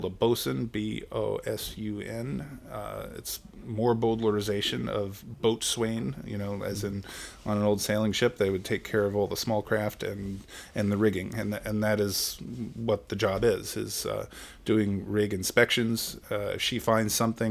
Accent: Long Island, New York, United States; moved away as an adult; now in Maryland, United States; I grew up in Long Island, New York, and I came to Maryland in 1990 to go to college.

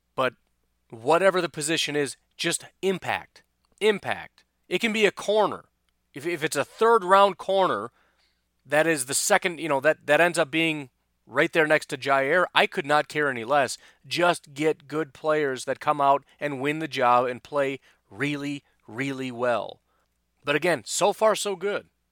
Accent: Illinois, United States; I remember growing up in Illinois

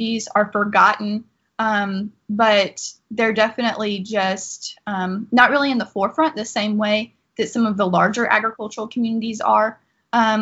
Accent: Laurel Hill, Florida, United States; also born or lived in Gainesville, Florida; I am from Laurel Hill, Florida

